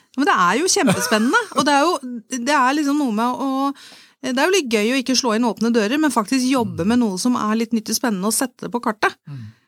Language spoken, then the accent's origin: Norwegian; Asker, Akershus, Norway; jeg er født og oppvokst i Asker